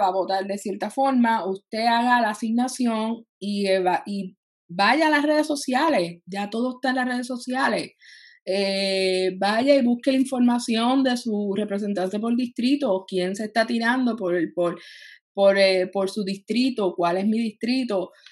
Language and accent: Spanish; Puerto Rico; somos todos puertorriqueños